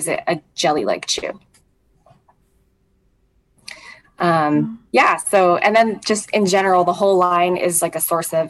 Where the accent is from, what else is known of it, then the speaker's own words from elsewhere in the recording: Hawaii, United States; moved away; I grew up in Hawaii, just some childhoods there. I have family there